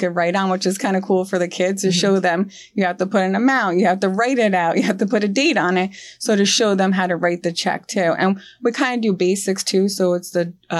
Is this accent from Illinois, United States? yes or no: no; Colonia, New Jersey, United States; now in Metuchen, United States; I was originally from Colonia in Middlesex County